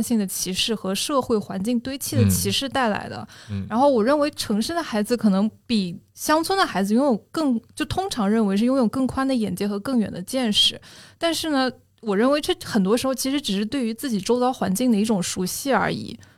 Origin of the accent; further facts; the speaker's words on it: Dehong, Yunnan, China; 我更像是在乡村长起来的。因为我是我是云南人，然后真的小时候是在田埂边捉蝌蚪的那种。